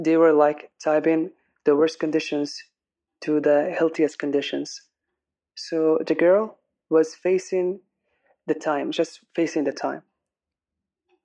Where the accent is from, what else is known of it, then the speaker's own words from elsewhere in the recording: Aden, Yemen; I'm an English singer from Aden